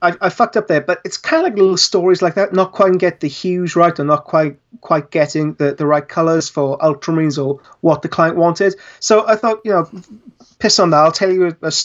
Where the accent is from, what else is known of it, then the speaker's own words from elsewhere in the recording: Wales, United Kingdom; I'm Welsh